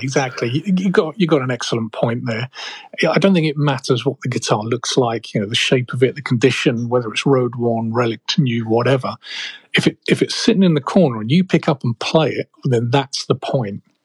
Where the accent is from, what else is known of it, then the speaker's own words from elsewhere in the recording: United Kingdom; moved away as an adult; now in Chicago, United States; I'm originally a Brit.